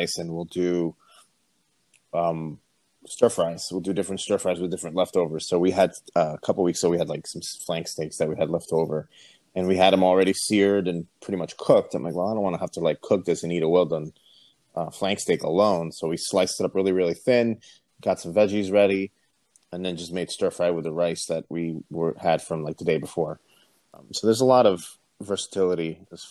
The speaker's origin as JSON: {"language": "English", "region": "South Florida", "country": "United States", "tie": "born or raised there", "also_born_or_lived": "Puerto Rico", "said": "raised in South Florida."}